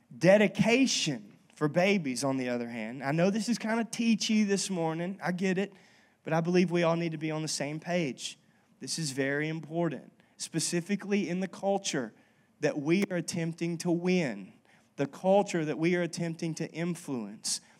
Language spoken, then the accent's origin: English; North Louisiana, United States; I was raised in North Louisiana, which is like, um, Southern Baptist